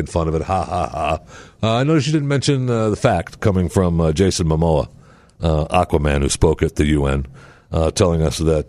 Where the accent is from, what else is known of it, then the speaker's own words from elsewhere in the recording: Saginaw, Michigan, United States; moved away; my hometown, Saginaw, Michigan